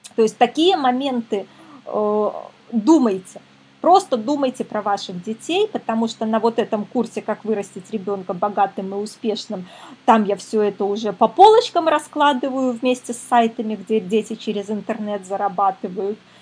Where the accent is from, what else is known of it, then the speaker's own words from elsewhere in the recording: Minsk, Belarus; Я сама из Минска